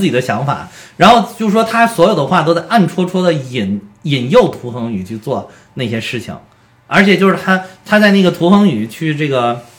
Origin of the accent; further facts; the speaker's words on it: China; 当然我们中国人拍的电影，当然要突出我们中国人最后发挥了很关键的作用